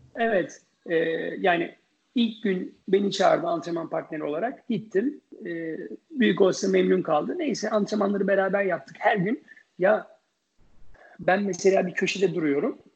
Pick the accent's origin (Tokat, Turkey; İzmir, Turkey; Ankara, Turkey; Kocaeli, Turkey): Ankara, Turkey; moved away as an adult; also born or lived in New York, United States; on yaşında tenise Ankara Spor Kulübü'nde başladım. E, daha sonra, e, sırasıyla Ankara Tenis Kulübü'nde, e, oynadım